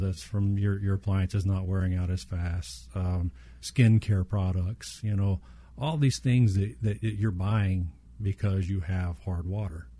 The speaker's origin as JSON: {"language": "English", "region": "Southeast Texas", "country": "United States", "tie": "born or raised there", "said": "when I was younger, growing up in Southeast Texas, we had well water"}